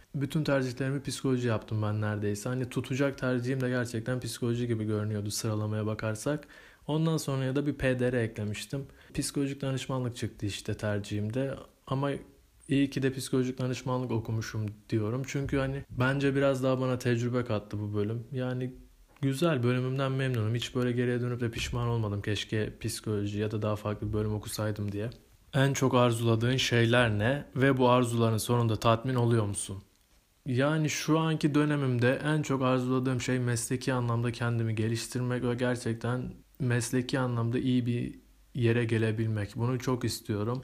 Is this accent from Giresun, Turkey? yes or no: yes; Giresun, Turkey; also born or lived in Istanbul; Doğma büyüme Giresunluyum.